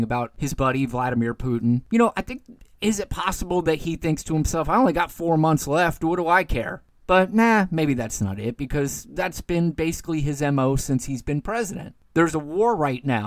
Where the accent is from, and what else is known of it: United States